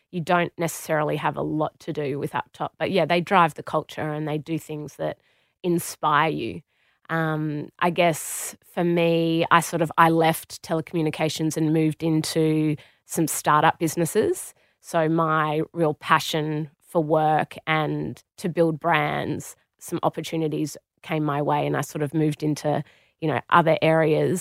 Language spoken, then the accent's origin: English; Australia; moved away as an adult; also born or lived in Warrington, United Kingdom; I walked in as an Australian